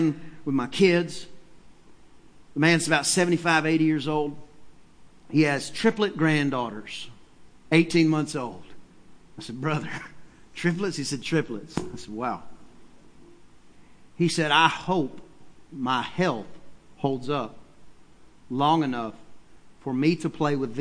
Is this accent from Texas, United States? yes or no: yes; East Texas, United States; I'm from East Texas